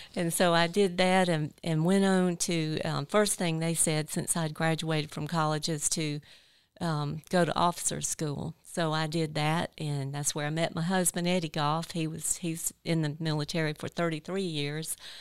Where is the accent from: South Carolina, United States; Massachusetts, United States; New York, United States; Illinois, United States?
South Carolina, United States; Ninety Six; also born or lived in Greenwood, South Carolina; my hometown, uh, Greenwood. I grew up in ninety-six